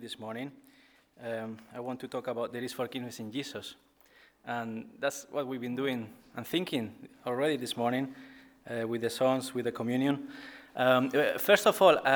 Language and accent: English; Spain; moved away as an adult; now in Bradford, United Kingdom; I'm originally from Spain. And I came to Bradford in 2009.